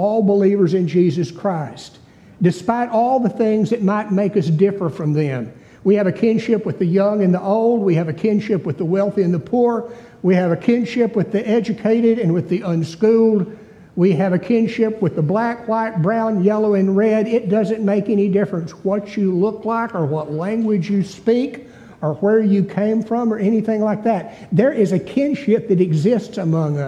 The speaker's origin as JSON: {"language": "English", "region": "East Texas", "country": "United States", "said": "I was a hick from East Texas"}